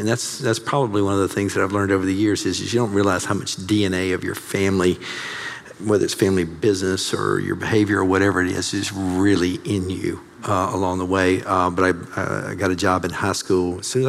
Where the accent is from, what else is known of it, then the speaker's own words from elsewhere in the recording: Mississippi, United States; moved away as an adult; also born or lived in New York / Wisconsin; now in Atlanta, United States; So I'm from Mississippi